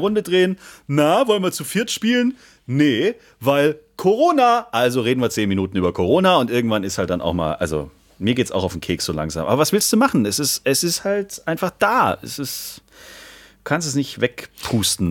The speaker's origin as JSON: {"language": "German", "town": "Backnang", "region": "Baden-Württemberg", "country": "Germany", "tie": "born or raised there", "said": "aus Backnang kommt, aus meiner Geburtsstadt"}